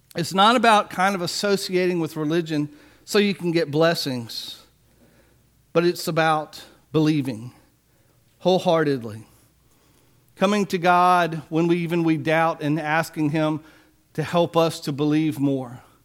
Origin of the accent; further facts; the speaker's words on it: Biloxi, Mississippi, United States; I remember as a child growing up in Biloxi